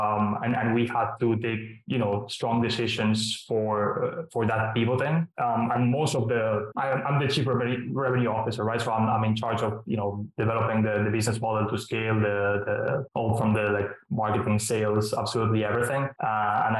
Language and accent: English; Barcelona, Catalonia, Spain; moved away as an adult; also born or lived in Ireland; I'm originally from Barcelona in Spain